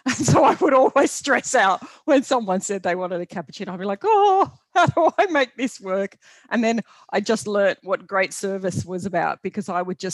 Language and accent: English; Bathurst, New South Wales, Australia; I grew up in country New South Wales in a town called Bathurst